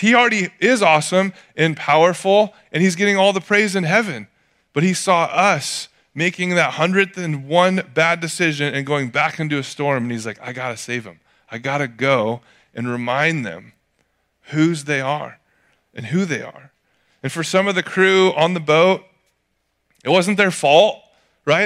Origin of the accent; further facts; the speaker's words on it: Atascadero, California, United States; growing up in Atascadero